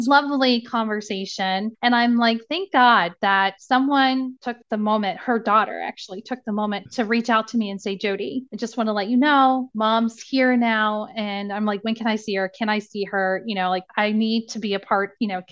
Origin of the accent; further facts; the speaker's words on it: Indiana, United States; now in Cincinnati, United States; I'm from Indiana and I moved to Cincinnati